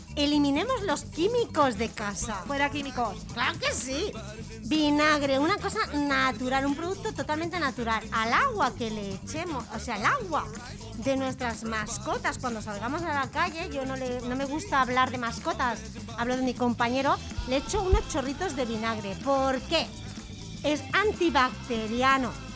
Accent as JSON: {"language": "Spanish", "town": "Santa Coloma de Gramenet", "region": "Catalonia", "country": "Spain", "said": "yo soy de Can Mariné, de la calle Camprodón"}